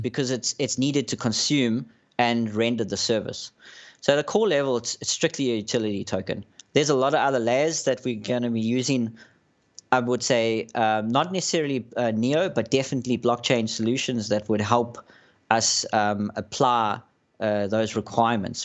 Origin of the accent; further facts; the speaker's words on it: South Africa; my background is, I'm South African